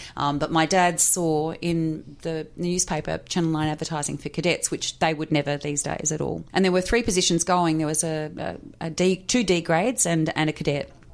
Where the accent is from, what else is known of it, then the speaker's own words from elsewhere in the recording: Hawthorn, Victoria, Australia; I grew up in Hawthorn.